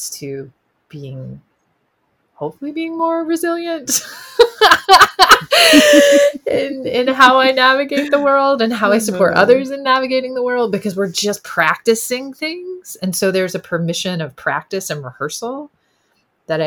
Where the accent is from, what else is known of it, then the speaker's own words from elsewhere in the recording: the South, United States; being a Southerner and kind of my working class family roots